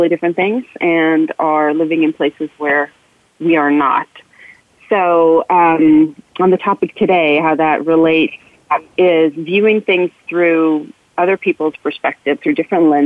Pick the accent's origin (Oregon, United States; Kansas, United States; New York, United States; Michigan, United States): New York, United States; moved away; I'm from New York